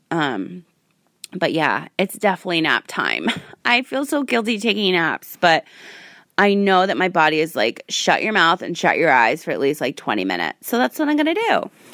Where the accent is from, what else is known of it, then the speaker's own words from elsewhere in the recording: Rhode Island, United States; now in Las Vegas, United States; I'm from Rhode Island